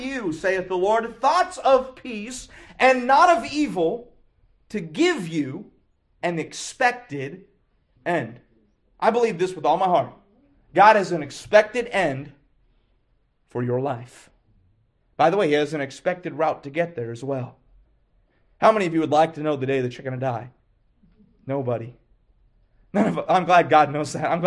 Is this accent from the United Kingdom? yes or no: no; Lexington, Kentucky, United States; I grew up in Lexington, Kentucky